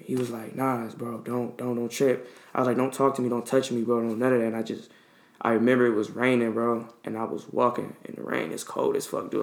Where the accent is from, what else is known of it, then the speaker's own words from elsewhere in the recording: Detroit, Michigan, United States; I come from Detroit